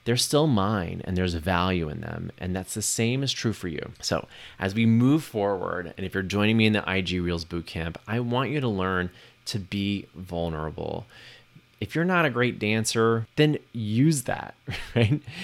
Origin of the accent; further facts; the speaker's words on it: Texas, United States; the ignorance and bigotry that I grew up with here in Texas